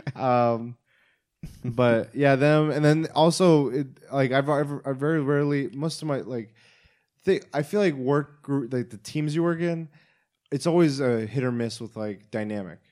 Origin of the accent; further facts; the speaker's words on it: Oklahoma, United States; I'm from Oklahoma